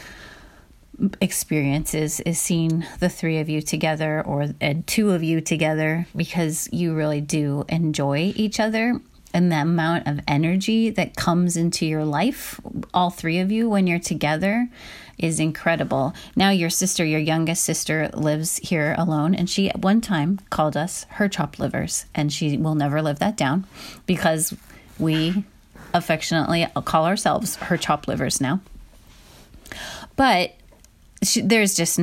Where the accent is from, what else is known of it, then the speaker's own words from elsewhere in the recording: Midwest, United States; I grew up in the Midwest